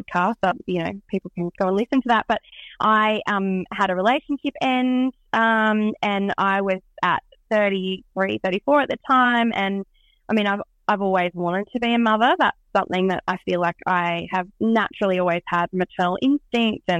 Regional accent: Scone, New South Wales, Australia; now in Tamworth, Australia; I am originally from Scone. My family are dairy farmers in Scone, and I lived there my whole life except for boarding school and uni.

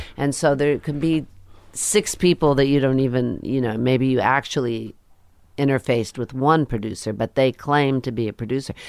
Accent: New Jersey, United States; also born or lived in Queens, New York; I grew up in Queens for a while, and then we moved to New Jersey

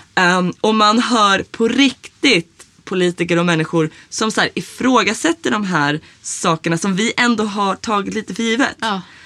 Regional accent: Sweden; jag är uppvuxen i Sverige

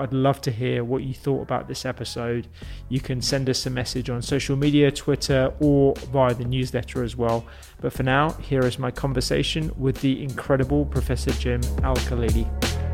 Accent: London, United Kingdom; being a Londoner

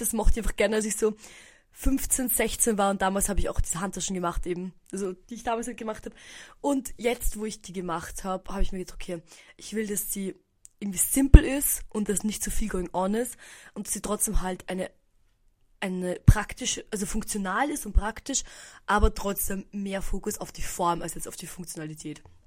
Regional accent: Austria; bei uns in Österreich

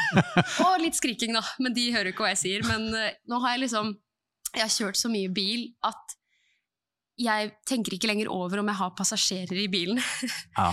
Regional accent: Eidsvoll, Akershus, Norway; fra Eidsvoll

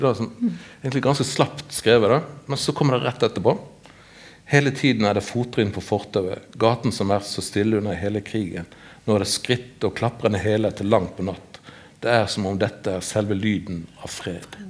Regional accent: Western Norway, Norway; moved away; så er jo en vestlending og blir sett som en vestlending

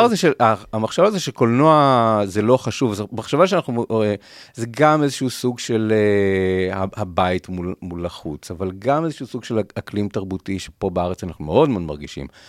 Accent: Rishon LeZion, Central District, Israel; אנחנו מראשון

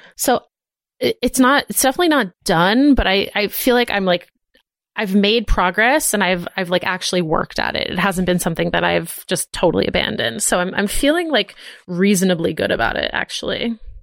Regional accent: Boston, Massachusetts, United States; growing up in Boston with, like, all the Irish people

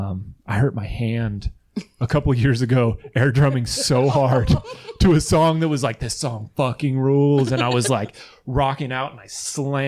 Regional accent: Hillsboro, Oregon, United States; I'm from Hillsboro

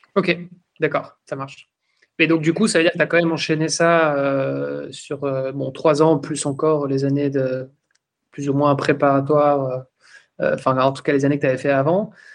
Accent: Belgium; moi je suis belge

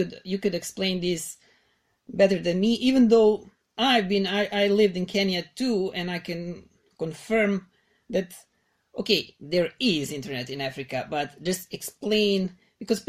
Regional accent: Belgrade, Serbia; I'm from Belgrade, that's the capital of Serbia

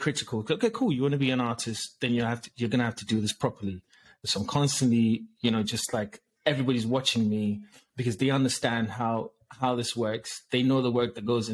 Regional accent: Ghana; I was raised in Ghana

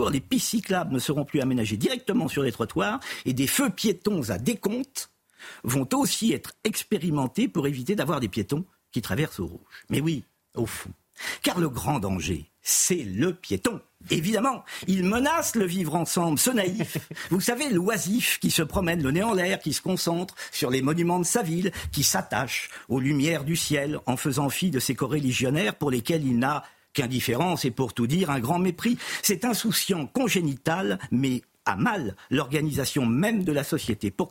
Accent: Châtellerault, Nouvelle-Aquitaine, France; Je suis né à Châtellerault. Je suis à Châtellerault, dans la Vienne.

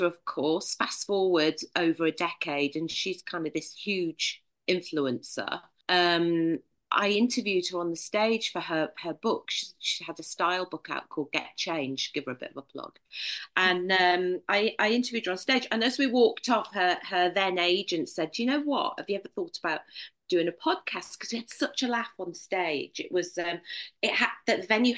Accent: Prescot, North West England, United Kingdom; accent: northern; moved away as an adult; also born or lived in London; now in Sevenoaks, United Kingdom; as you'll tell by my accent, I'm a northerner.

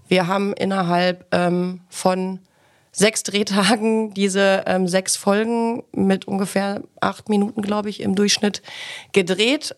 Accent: Ilmenau, Thuringia, Germany; moved away; meine Heimatstadt in den Lindenlichtspielen Ilmenau

